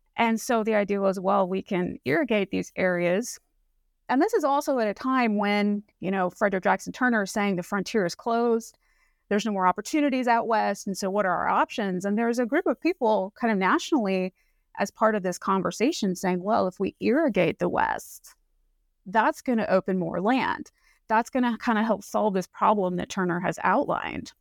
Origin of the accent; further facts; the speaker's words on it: Northern Mariana Islands; moved away; also born or lived in Pacific Northwest; I grew up in Saipan, which is a little island out in the Pacific near Guam